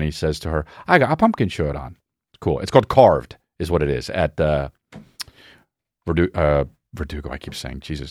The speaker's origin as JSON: {"language": "English", "area": "La Cañada Flintridge", "region": "California", "country": "United States", "tie": "born or raised there", "said": "I grew up in Lougheed United"}